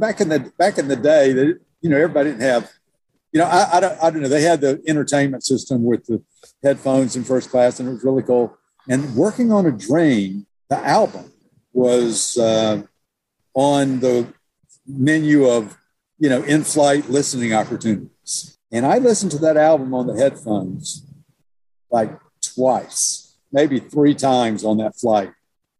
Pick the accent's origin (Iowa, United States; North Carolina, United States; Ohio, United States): North Carolina, United States; also born or lived in Virginia / Connecticut / Massachusetts / Georgia; I grew up down here in Eastern North Carolina, and grandparents owned a general store and an insurance business, and they were both also tobacco farmers